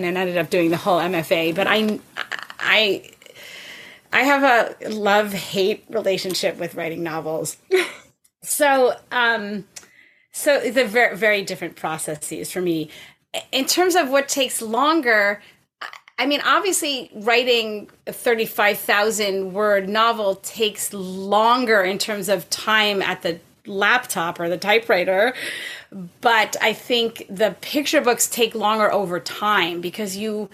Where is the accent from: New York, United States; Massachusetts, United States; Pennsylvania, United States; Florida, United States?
New York, United States; Huntington Station; moved away as an adult; also born or lived in Boston; now in Canada; grew up out on Long Island, actually, in Huntington Station. Yeah. And then I spent 18 years in Boston before coming to Canada